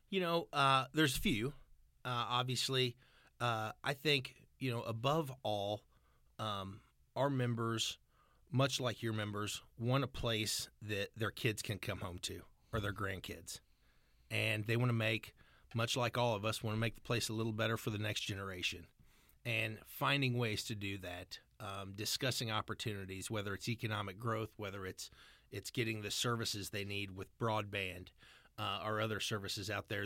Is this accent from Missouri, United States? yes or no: yes; California, Missouri, United States; also born or lived in Washington, D.C.; grew up just outside California, Missouri